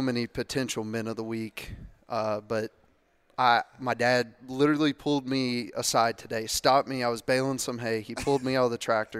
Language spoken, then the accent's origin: English; Lexington, Kentucky, United States; I grew up here in Lexington, grew up five minutes from Commonwealth, Kroger Field